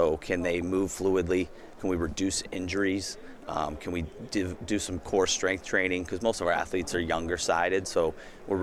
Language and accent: English; Indianapolis, Indiana, United States; I'm from Indiana. I played at University of Indianapolis. Have always pretty much been an Indy kid myself.